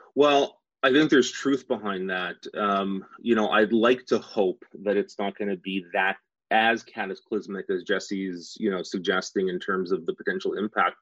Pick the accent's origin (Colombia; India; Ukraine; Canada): Canada; Saskatchewan; I grew up in Saskatchewan. I'm a Western Canadian